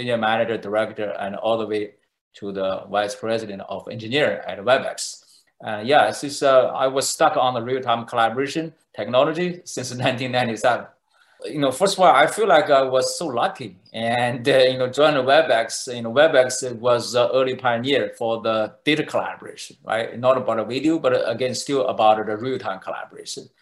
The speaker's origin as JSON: {"language": "English", "country": "China", "tie": "born or raised there", "moved": "as an adult", "lives_now": "Silicon Valley, United States", "said": "I was born in China"}